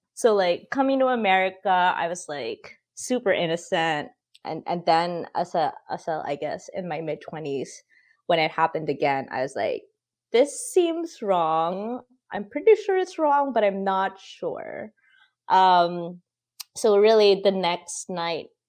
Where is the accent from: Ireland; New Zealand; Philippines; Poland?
Philippines; now in United States; I grew up in the Philippines where, you know, it's super Catholic, it's super patriarchal